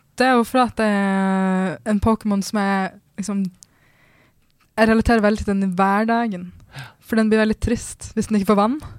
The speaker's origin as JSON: {"language": "Norwegian", "country": "Norway", "said": "jeg kommer også fra Norge"}